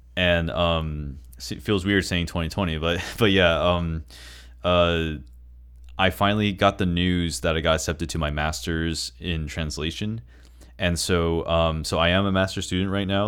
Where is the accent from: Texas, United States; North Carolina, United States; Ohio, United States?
Texas, United States; moved away; I'm from the Republic of Texas